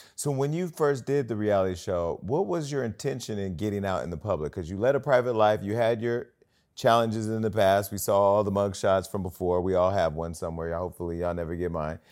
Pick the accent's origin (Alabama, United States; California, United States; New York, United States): California, United States; Northern; I'm from Northern California